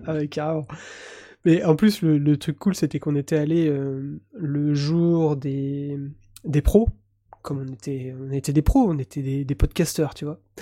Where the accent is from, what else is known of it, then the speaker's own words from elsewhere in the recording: Breton, Brittany, France; je suis un breton.